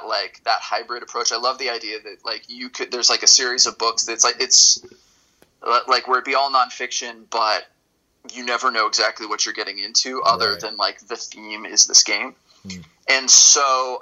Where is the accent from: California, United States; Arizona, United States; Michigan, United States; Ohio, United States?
California, United States; Los Angeles; also born or lived in East Coast; Los Angeles, which is the LA area. It was my home for a long time. I went to high school out here and college